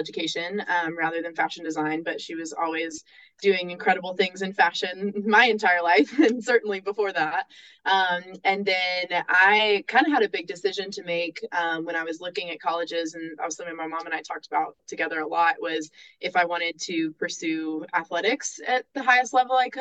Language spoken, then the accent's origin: English; Nashville, Tennessee, United States; I'm from Nashville